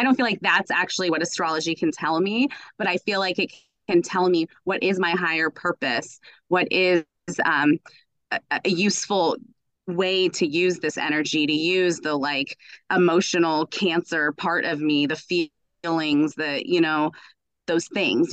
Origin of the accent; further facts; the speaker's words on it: United States; I was raised in the United States. My family is from Iran.